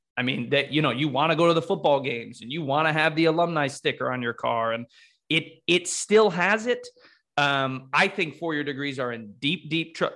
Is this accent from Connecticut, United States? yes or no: yes; Connecticut, United States; moved away as an adult; also born or lived in Ohio; I grew up in Connecticut.